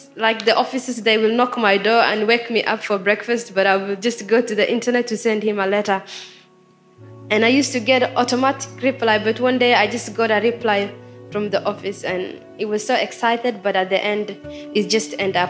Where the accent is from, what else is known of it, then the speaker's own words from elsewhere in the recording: Somalia; now in Sydney, Australia; I'm from Somalia. I came to Australia 2013 by boat